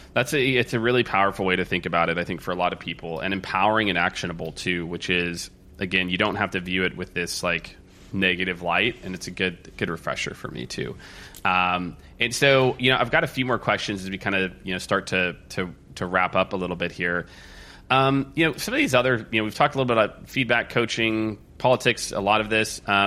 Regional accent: Midwest, United States; I was raised in the Midwest too

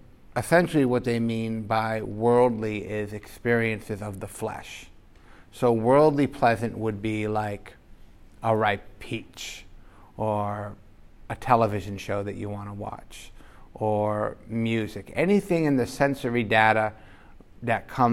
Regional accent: United States; growing up in America

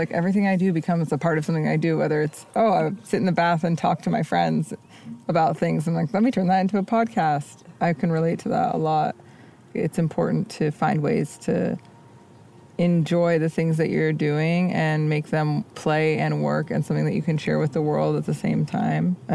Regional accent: Bay Area, California, United States; moved away; i grew up in the bay

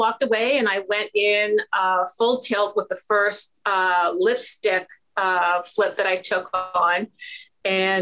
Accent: Ontario, Canada; I'm a Canadian investor, specifically here in Ontario, Canada

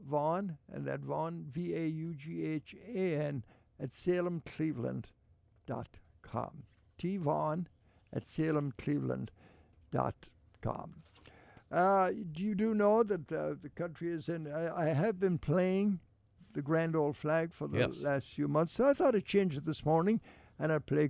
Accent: Ballinagh, County Mayo, Connacht, Ireland; now in Cleveland, United States; to County Mayo, to Ballinagh, my hometown

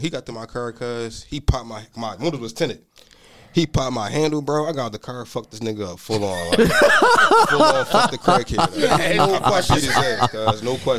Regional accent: Philadelphia, Pennsylvania, United States; growing up in Philly, like

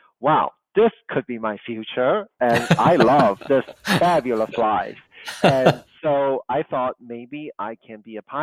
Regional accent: Kuala Lumpur, Malaysia; English is a second language; moved away; also born or lived in Chicago; Growing up in Kuala Lumpur, I was not surrounded by beautiful architecture, classical architecture

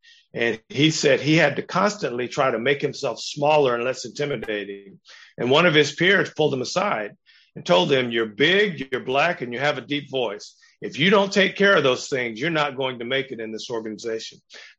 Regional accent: San Diego, California, United States; I grew up in San Diego. I grew up in Navy towns. I'd been around white people all my life.

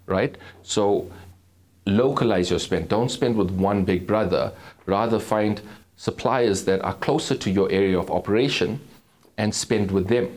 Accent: Durban, KwaZulu-Natal, South Africa; born and bred in Durban, um, grew up in a township

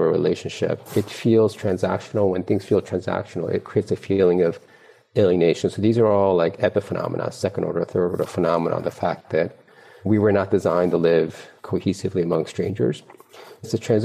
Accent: East Coast, United States; moved away as an adult; also born or lived in Korea; now in Silicon Valley, United States; I was raised in the East Coast, went to school in the East Coast

